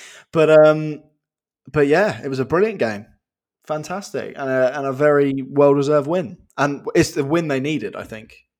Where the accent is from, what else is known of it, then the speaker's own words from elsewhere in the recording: England, United Kingdom; we're both, we're both English, we're both English lads